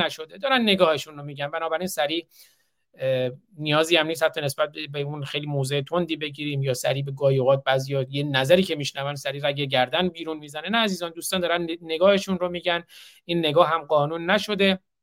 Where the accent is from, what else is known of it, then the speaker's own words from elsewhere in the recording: Iran; now in United States; من به عنوان یک ایرانی آمریکایی